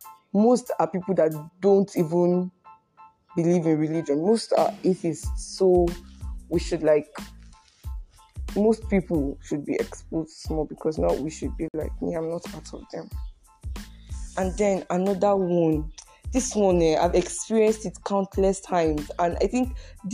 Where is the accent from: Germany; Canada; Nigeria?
Nigeria; Akwa Ibom; No, bro, I'm from Akwa Ibom.